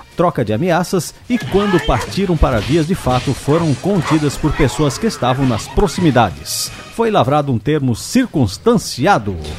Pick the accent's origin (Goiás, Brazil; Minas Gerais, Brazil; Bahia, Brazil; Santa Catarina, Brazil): Santa Catarina, Brazil; Corupá; em Curupá, lá na Alvin Linsmeyer, minha terra natal